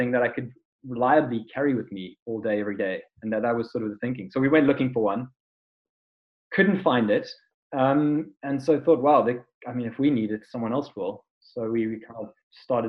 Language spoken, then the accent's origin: English; South Africa; being South African